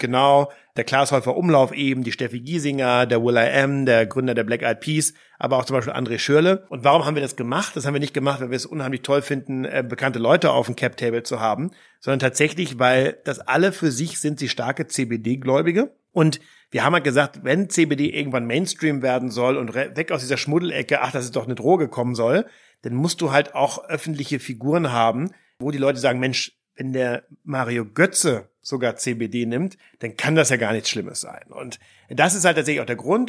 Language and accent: German; the North, Schleswig-Holstein, Germany; Heide Simonis, das war die Ministerpräsidentin bei uns im Norden